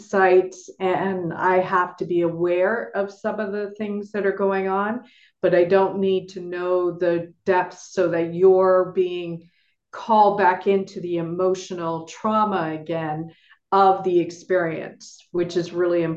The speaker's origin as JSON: {"language": "English", "town": "Toronto", "region": "Ontario", "country": "Canada", "moved": "as an adult", "lives_now": "Nevis, Saint Kitts and Nevis", "said": "I am from Toronto originally, and I now live in the Caribbean island of St. Kitts and Nevis"}